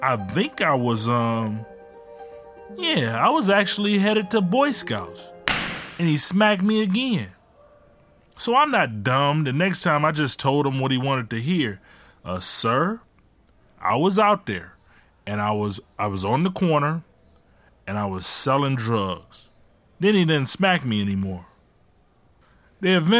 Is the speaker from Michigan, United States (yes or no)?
yes; Ecorse, Michigan, United States; also born or lived in Detroit, Michigan; When my mom left my dad, we moved from Detroit to Ecorse. Ecorse is one of the only suburbs outside of Detroit that Detroiters look down on. But I ain't think about it. I was just a 12-year-old kid growing up